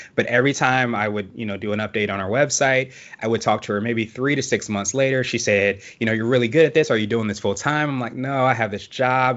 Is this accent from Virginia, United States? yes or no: yes; Woodbridge, Virginia, United States; also born or lived in Alexandria, Virginia / Washington, D.C.; I grew up in Woodbridge, which is a little farther south, but not too far from D C